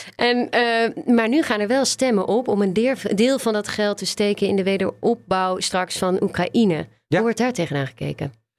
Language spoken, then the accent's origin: Dutch; Netherlands; wij als Nederlanders